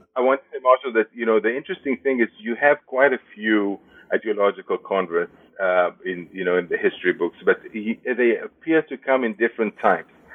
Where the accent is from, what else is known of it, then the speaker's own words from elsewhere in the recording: Israel; moved away as an adult; also born or lived in Jerusalem / Berlin / Madison, Wisconsin; now in United States; I was born and raised in Israel.